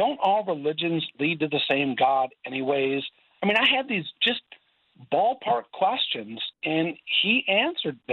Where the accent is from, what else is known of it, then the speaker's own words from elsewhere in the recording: Burnsville, Minnesota, United States; I grew up in Burnsville, just 35 minutes south of where I minister now